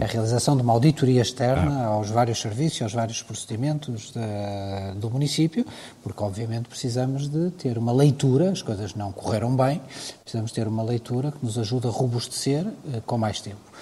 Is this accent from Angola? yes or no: no; Portugal; enquanto português e enquanto Presidente de Câmara